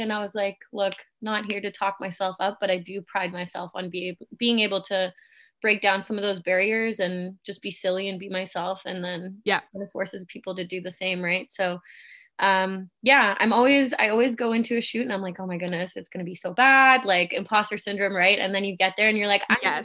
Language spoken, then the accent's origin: English; Canada; also born or lived in Germany / Kitchener-Waterloo, Ontario, Canada; I was born and raised in Germany, been in Canada since I was eight